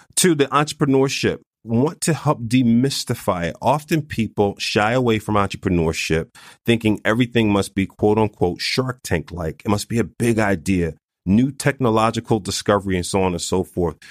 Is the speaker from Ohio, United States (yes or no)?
no; Philadelphia, Pennsylvania, United States; I was born and raised in North Philadelphia, not too far from Eighth and Butler